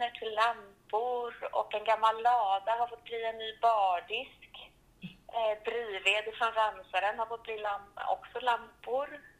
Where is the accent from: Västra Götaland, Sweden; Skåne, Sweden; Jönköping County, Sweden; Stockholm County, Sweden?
Stockholm County, Sweden; Stockholm; moved away as an adult; now in Klimpfjäll, Sweden; Jag är ju från Stockholm från början men har bott här uppe nu i ett år. Eh, och valde att flytta upp hit till Klimpfjäll från Stockholm